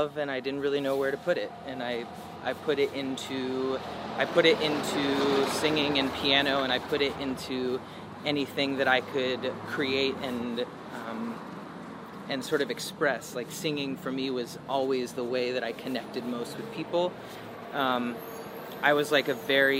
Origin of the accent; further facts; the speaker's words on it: the South, United States; I grew up in the South